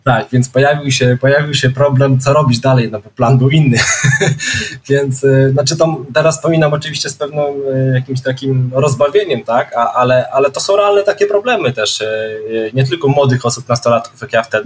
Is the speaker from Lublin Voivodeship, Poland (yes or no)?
yes; Krasnystaw, Lublin Voivodeship, Poland; moved away as an adult; urodziłem się w takim e, małym można powiedzieć, miasteczku, mieście e, dwudziestoparotysięcznym e, na Lubelszczyźnie, to Krasnystaw